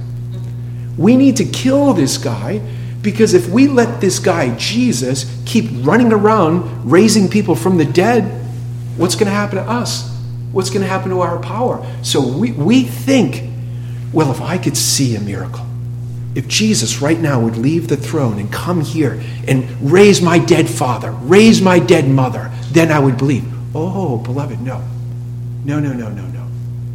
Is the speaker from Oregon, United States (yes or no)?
no; Cape Cod, Massachusetts, United States; I grew up on Cape Cod. Fishing. You clip your G at the end.